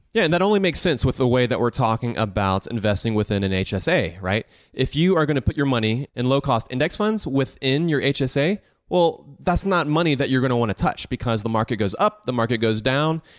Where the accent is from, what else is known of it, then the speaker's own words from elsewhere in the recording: the South, United States; I grew up here in the South